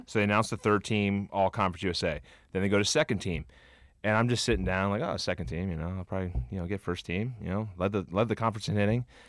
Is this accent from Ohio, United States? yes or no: yes; Cincinnati, Ohio, United States; I grew up in Cincinnati, huge Reds fan